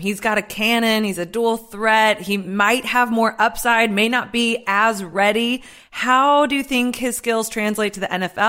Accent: Midwest, United States; I'm a Midwesterner.

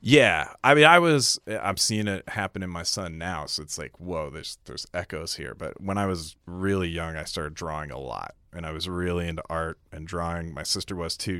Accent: Clifton Park, New York, United States; also born or lived in Syracuse, New York; I grew up, uh, in upstate New York still

